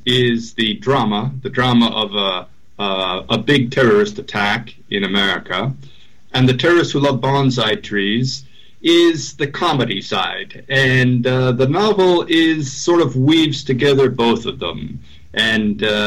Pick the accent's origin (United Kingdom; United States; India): United States; Minnesota; moved away as an adult; now in Madrid, Spain; I'm from Minnesota, actually from a town not far from Garrison Keillor's Lake Wobegon